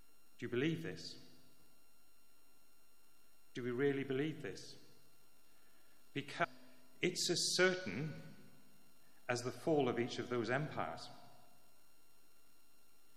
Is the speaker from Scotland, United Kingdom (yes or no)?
no; Northern Ireland, United Kingdom; When I was growing up in Northern Ireland